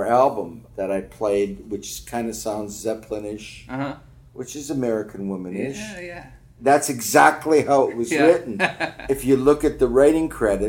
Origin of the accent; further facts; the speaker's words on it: Winnipeg, Manitoba, Canada; we're little guys from Winnipeg that didn't know much about the world